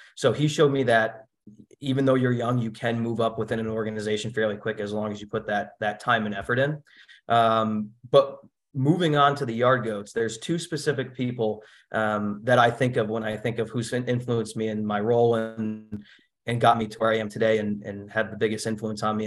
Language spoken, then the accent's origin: English; Norwich, Connecticut, United States; I grew up in Norwich, Connecticut